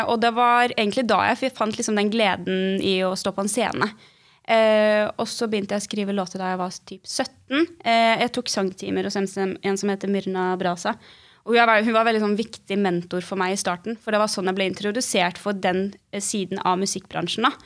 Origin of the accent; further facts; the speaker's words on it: Bergen, Vestland, Norway; also born or lived in Oslo; jeg er 22 år gammel, og så kommer jeg fra Bergen.